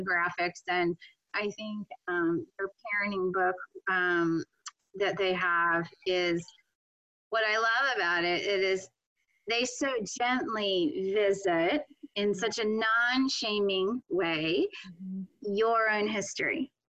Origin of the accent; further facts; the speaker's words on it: Pennsylvania, United States; moved away as an adult; I grew up in Pennsylvania